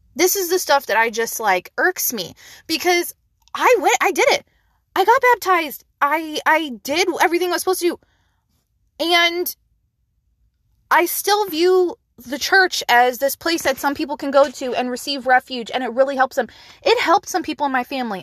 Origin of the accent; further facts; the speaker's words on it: United States; we as an American society